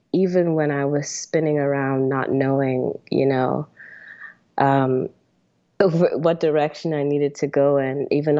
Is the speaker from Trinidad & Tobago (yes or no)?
yes; Trinidad & Tobago; now in United States; Trinidad, like you said, it is home, even though I've spent the last 20 plus years living in America as an American. I've always been very, very close to my roots